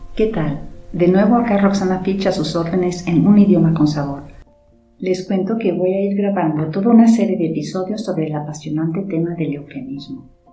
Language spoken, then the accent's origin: Spanish; Mexico; los mexicanos de entonces y de hoy seguimos considerando caray una palabra inocua